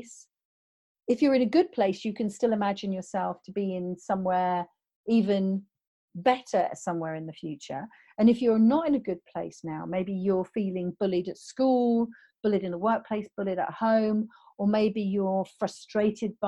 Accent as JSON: {"language": "English", "country": "United Kingdom", "said": "I'm British"}